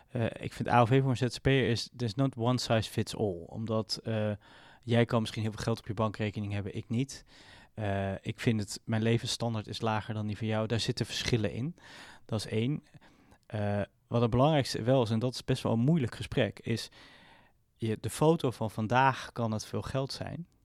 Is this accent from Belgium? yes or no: no; Israel; born there; ik ben geboren in Israël. Mijn ouders waren naar Israël ehm, verhuisd en ben, zijn zo teruggekomen.